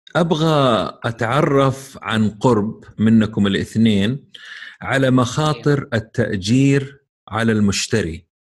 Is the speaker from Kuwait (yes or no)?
no; Saudi Arabia; عندنا في السعوديه